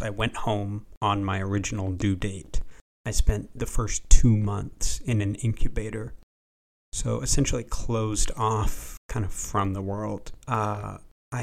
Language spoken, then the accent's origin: English; Vashon, Washington, United States; also born or lived in Seattle, Washington; I was born in Seattle, Washington. I lived on an island, a small island, that you could only access with a ferry boat. The island is Vashon Island.